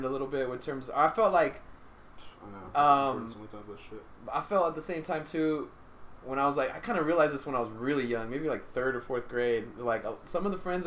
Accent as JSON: {"language": "English", "town": "Stockton", "region": "California", "country": "United States", "tie": "born or raised there", "said": "I grew up in Stockton"}